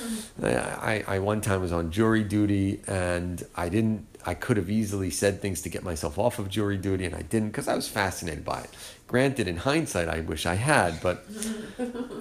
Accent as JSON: {"language": "English", "region": "New Jersey", "country": "United States", "moved": "yes", "said": "I'm from New Jersey"}